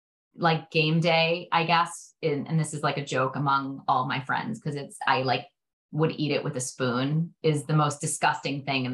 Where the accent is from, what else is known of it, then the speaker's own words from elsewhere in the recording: New York City, New York, United States; I grew up in Brooklyn.